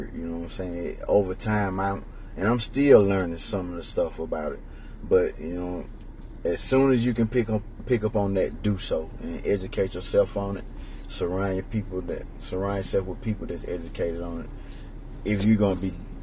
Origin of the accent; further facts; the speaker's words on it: Roberta, Georgia, United States; now in Troy, United States; I'm originally from Roberta, Georgia